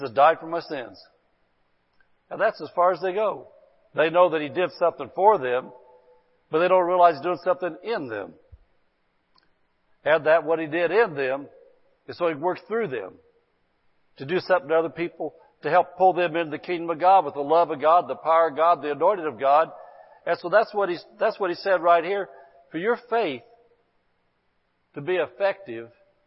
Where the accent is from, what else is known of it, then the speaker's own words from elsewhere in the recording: Indiana, United States; accent: hillbilly; now in Barstow, United States; I come from Indiana, man, where, man, there wasn't anything like any Spanish-speaking people, man. We just a bunch of little old hillbilly people. We spoke hillbilly